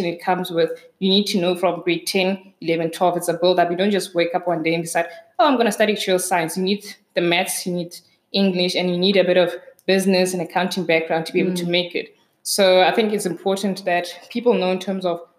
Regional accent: Kroonstad, Free State, South Africa; I grew up in Kroonstad, so small town in the Free State

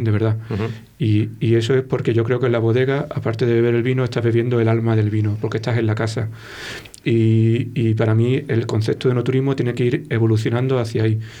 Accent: Málaga, Andalusia, Spain; accent: Malagueño; moved away as an adult; also born or lived in Granada; now in Valladolid, Spain; soy un poco malagueño.

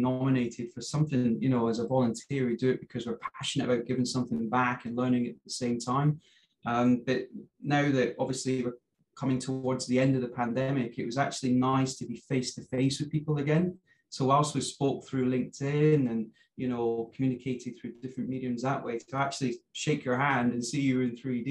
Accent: Scotland, United Kingdom; I'm from Scotland

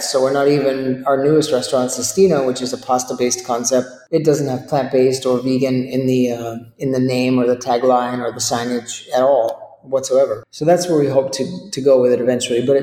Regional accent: Maine, United States; I love potatoes. I grew up in Maine.

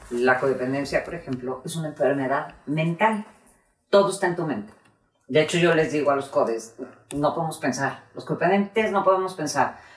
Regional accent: Costa Rica; yo, soy de Costa Rica, y me pasa que de repente estoy en algún lugar y digo, huele a Costa Rica

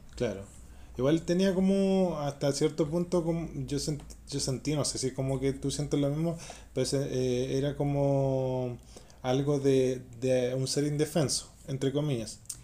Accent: Chile; aquí en Chile, eh, yo, el, o sea, obviamente, como chileno

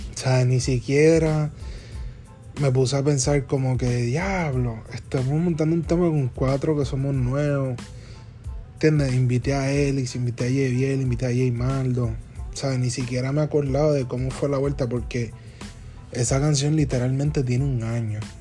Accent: Puerto Rico; somos boricuas que queremos sonar americano

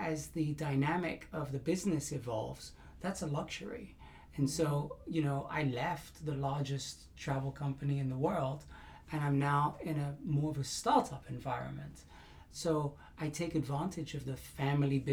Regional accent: England, United Kingdom; I'm very English

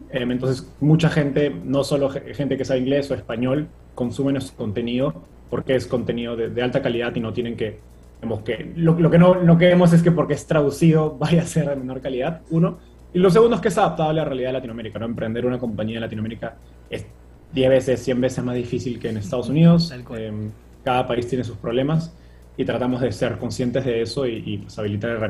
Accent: Peru; como decía Hernán, soy peruano.

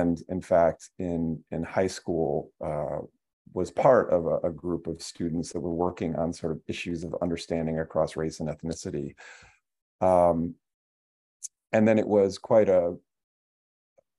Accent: Flint, Michigan, United States; I grew up in Flint, Michigan

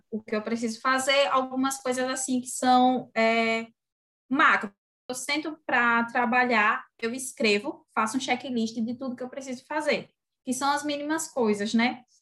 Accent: Sergipe, Brazil; tenho 24 anos, venho de Sergipe, pelo sotaque já dá para perceber, né? Arrastado.

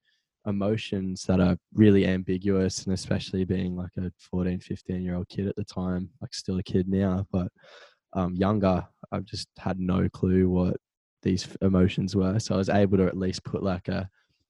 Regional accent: Central Coast, New South Wales, Australia; I'm from the Central Coast, live in Avoca currently.

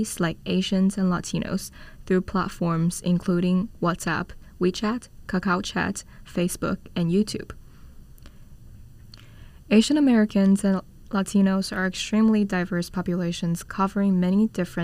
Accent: Shenzhen, Guangdong, China; now in United States; I'm from Shenzhen, China

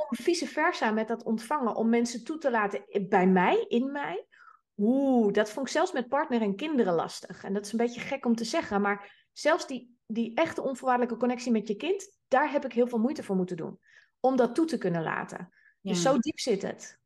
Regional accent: Amsterdam, North Holland, Netherlands; ik ben Amsterdamse

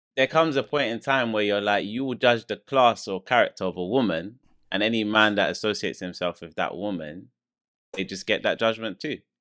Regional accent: London, United Kingdom; I'm from London.

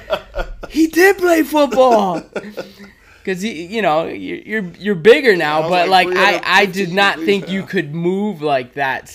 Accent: Detroit, Michigan, United States; growing up on 8 Mile

